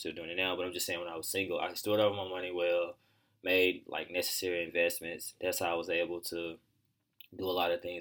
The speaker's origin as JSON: {"language": "English", "town": "Pine Bluff", "region": "Arkansas", "country": "United States", "tie": "born or raised there", "said": "growing up in Pine Bluff"}